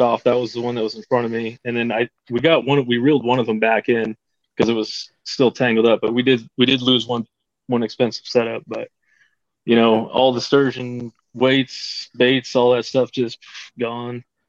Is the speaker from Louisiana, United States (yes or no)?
no; Caldwell, Idaho, United States; I'm from Caldwell, Idaho, just on the outskirts of uh, Boise